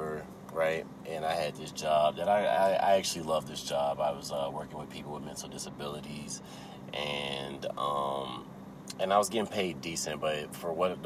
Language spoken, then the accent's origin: English; South Holland, Illinois, United States; moved away; I grew up in Chicago. Place called South Holland, Illinois